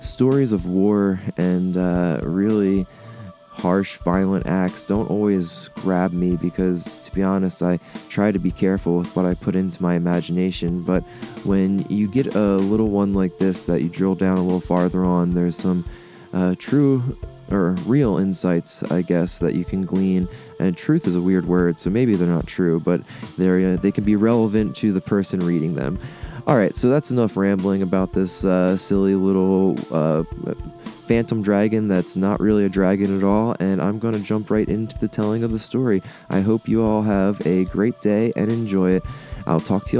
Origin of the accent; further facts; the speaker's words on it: Delaware, United States; the local strangeness of my home state, the small wonder here